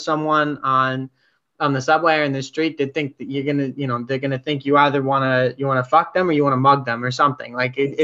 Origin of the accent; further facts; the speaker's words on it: New York City, New York, United States; moved away; I grew up in New York City